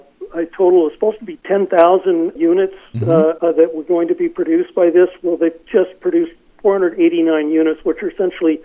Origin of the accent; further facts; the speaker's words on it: Los Angeles, California, United States; I grew up in the San Fernando Valley in the 1950s and 60s